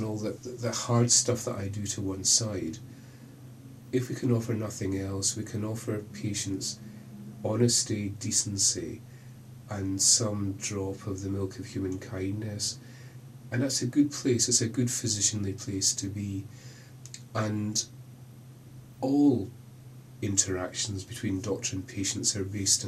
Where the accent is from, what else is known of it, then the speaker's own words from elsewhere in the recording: Glasgow, Scotland, United Kingdom; accent: Scottish; moved away as an adult; also born or lived in Birmingham; now in Oxford, United Kingdom; When I left Glasgow, clearly by accent I'm Scottish, when I left Glasgow to move to Birmingham, I've been in Oxford for 7-8 years